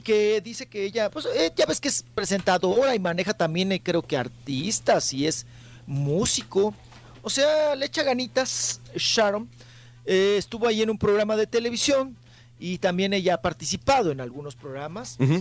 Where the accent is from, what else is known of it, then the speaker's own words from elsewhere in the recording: Chihuahua, Mexico; nosotros los chihuahuenses